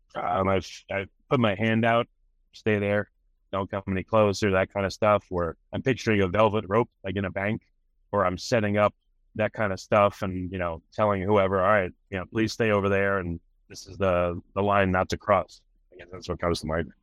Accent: New York, United States; moved away as an adult; now in Texas, United States; I'm from New York

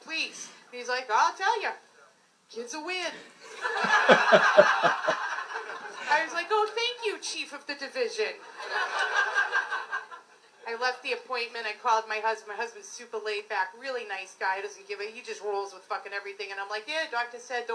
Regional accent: Boston, Massachusetts, United States; We are from Dorchester

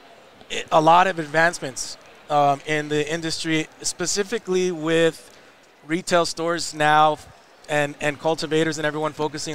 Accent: Los Angeles, California, United States; my parents are from Mexico. I'm born and raised in Los Angeles.

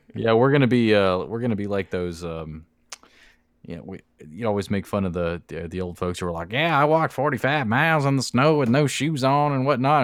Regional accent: Florida, United States; we're from Florida

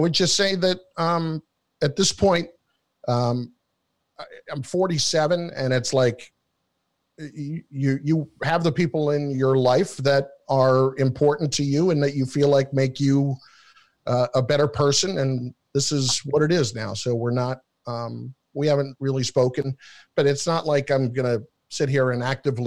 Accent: New Jersey, United States; I'm from New Jersey

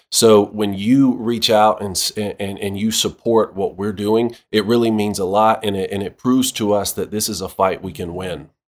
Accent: Statesboro, Georgia, United States; Georgia Southern University, my hometown in Statesboro there.

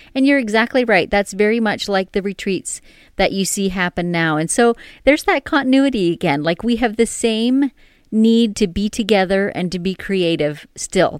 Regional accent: Canada; we're Canadian

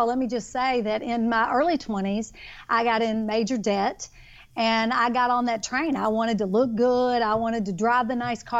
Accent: Kentucky, United States; now in Texas, United States; I am a Kentucky girl, born and raised in Kentucky, but I now live in Texas

